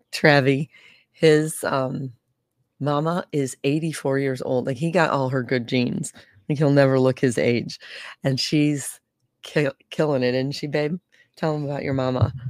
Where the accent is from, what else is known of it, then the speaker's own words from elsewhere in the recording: St. Louis, Missouri, United States; I'm from St. Louis